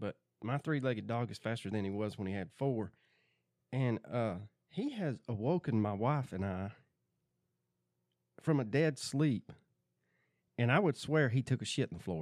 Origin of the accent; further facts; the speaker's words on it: Georgia, United States; Growing up in the South, we don't keep track of that. We just in Georgia, you just hold your breath and the weather changes.